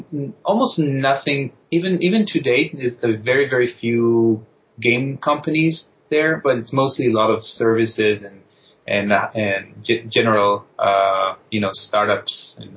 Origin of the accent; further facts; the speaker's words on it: Israel; now in United States; Yes, you guessed right.